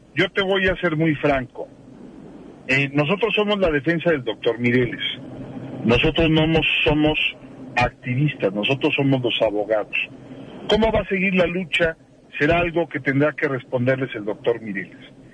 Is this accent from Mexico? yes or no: yes; Michoacán, Mexico; como michoacano, como mexicano